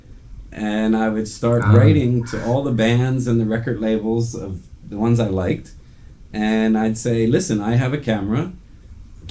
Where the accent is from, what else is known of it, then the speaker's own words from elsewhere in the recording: New Jersey, United States; moved away; also born or lived in Qatar; I was born and raised in New Jersey, which is just about 2 hours south of New York